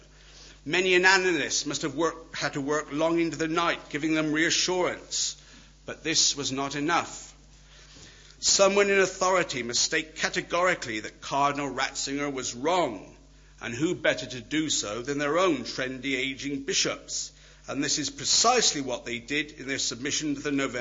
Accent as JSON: {"language": "English", "region": "Wales", "country": "United Kingdom", "said": "I'm Welsh"}